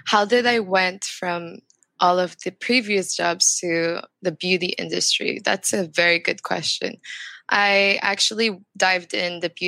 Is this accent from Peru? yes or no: no; Macau; also born or lived in France; now in Philippines; I grew up in Macau, and in Macau, I went to a Chinese school, but at the same time, I also went to a Portuguese school